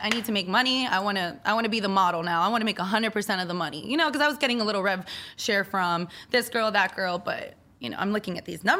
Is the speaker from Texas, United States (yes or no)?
no; Miami, Florida, United States; I'm from Miami, Florida. I was born, raised, living there forever. Now I'm not moving.